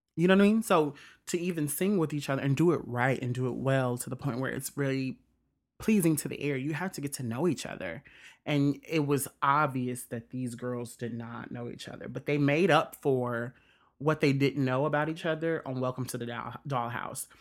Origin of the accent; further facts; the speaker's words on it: Mississippi, United States; also born or lived in Indiana; I consider Mississippi is my home